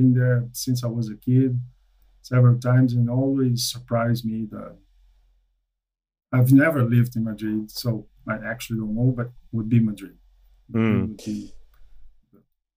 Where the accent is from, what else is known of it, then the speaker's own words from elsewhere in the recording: Florianópolis, Santa Catarina, Brazil; moved away as an adult; now in United States; So I'm originally from Brazil, a city called Florianópolis, the southern part. Moved to the United States in 2015